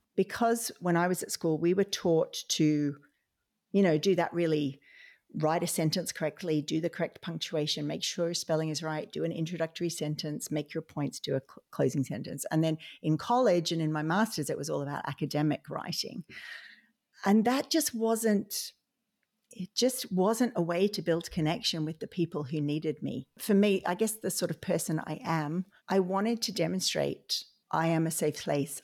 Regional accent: Australia; now in Ireland; I'm an Australian occupational therapist living in Ireland

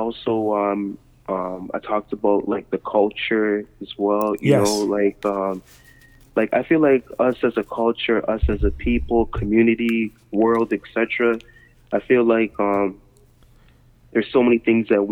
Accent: Toronto, Ontario, Canada; I was born in Toronto

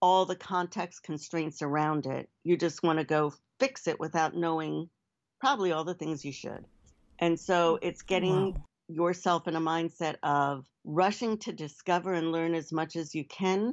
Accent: United States; also born or lived in New Jersey / New York City; growing up in the Northeast, New Jersey and New York City.

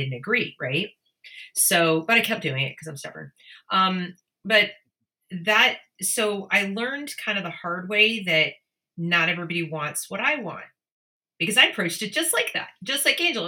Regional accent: Northeast, United States; I grew up in the Northeast, everybody was left leaning

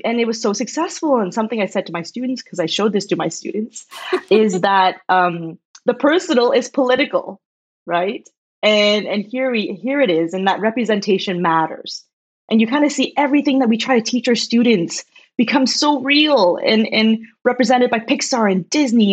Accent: just outside Toronto, Ontario, Canada; also born or lived in China; I'm a Chinese Canadian that was born in China and I came to Canada when I was six. And I grew up just outside Toronto in a small town.

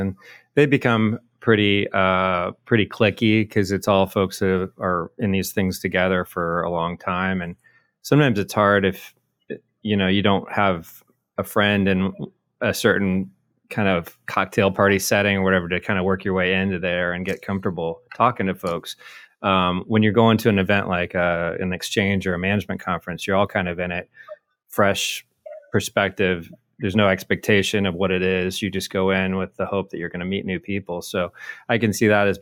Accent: Midwest, United States; I'm a Midwesterner

